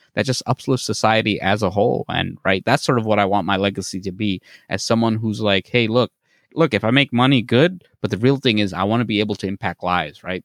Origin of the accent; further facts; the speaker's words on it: Bangladesh; I'm from Bangladesh